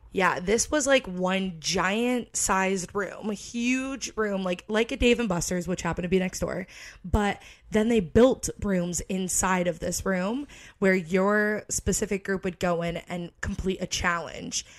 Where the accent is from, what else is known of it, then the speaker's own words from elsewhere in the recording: Connecticut, United States; moved away as an adult; now in Florida, United States; I feel like I'm from Connecticut